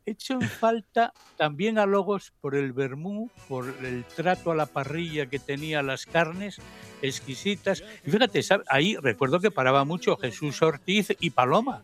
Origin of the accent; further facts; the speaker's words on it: Oviedo, Asturias, Spain; now in Gijón, Spain; nací, me nacieron, crecí en Oviedo